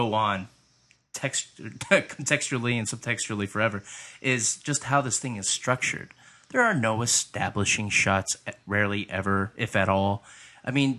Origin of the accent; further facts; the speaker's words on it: southeastern Michigan, United States; us kids are from Michigan. We're Michigan boys, southeastern Michigan boys